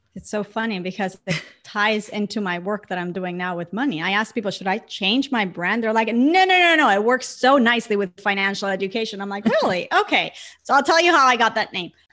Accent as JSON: {"language": "English", "country": "Puerto Rico", "tie": "born or raised there", "moved": "yes", "said": "growing up in an island surrounded by water, like twenty-four seven? I grew up in front of the beach"}